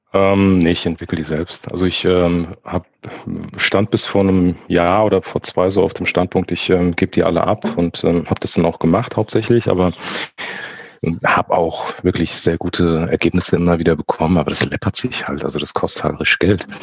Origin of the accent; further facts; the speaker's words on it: Frankfurt, Hesse, Germany; ich komme aus Frankfurt, ich bin dementsprechend ein Frankfurter Bub, bin in Frankfurt geboren, lebe und arbeite auch hier